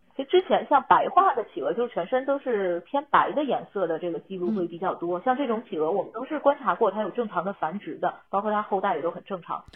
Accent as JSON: {"language": "Chinese", "country": "China", "said": "我一个中国人跟一个外国团队在合作"}